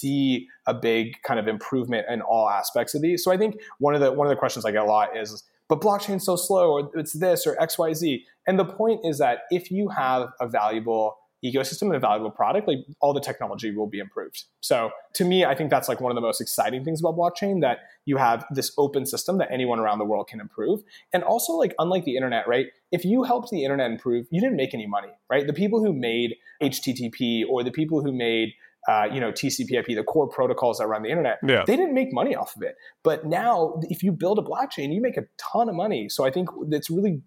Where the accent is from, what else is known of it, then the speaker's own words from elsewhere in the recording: Lubbock, Texas, United States; growing up in Texas was awesome